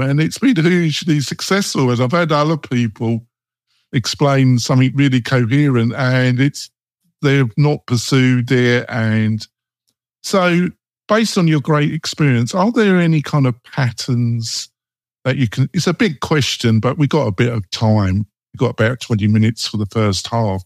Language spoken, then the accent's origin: English; England, United Kingdom; moved away; also born or lived in Bergen, Norway / Oslo, Norway; I am English and I'm dour